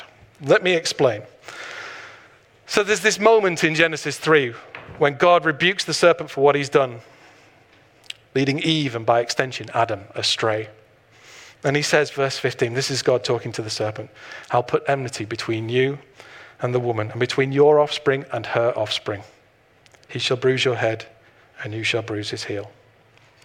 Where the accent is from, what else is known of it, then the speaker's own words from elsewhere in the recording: Blackpool, North West England, United Kingdom; I was born in Blackpool